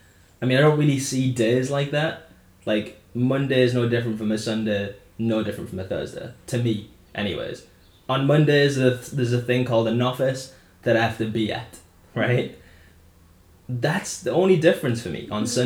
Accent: Wales, United Kingdom; born there; now in Middlesbrough, United Kingdom; And I was born in Wales.

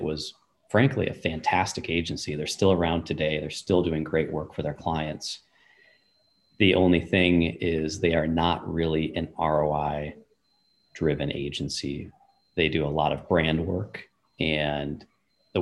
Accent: United States; I grew up here in the United States

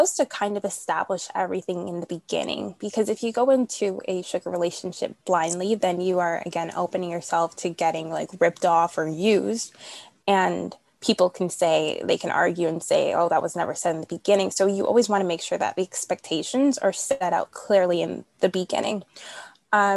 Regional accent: Toronto, Ontario, Canada; I'm from Canada, Toronto. So here we're in lockdown

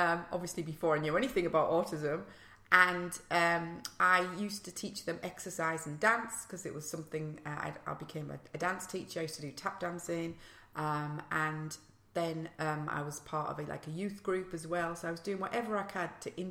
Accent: Middlesbrough, North East England, United Kingdom; accent: northeast; moved away as an adult; now in London, United Kingdom; I was born in Middlesbrough and my mum and dad are Italian and had a very strict upbringing

